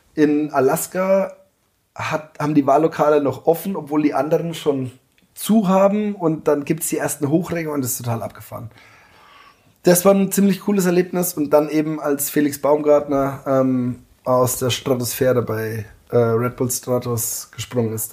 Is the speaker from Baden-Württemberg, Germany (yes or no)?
no; Rhön, Lower Franconia, Bavaria, Germany; moved away as an adult; also born or lived in Munich; bin Fasching immer daheim gewesen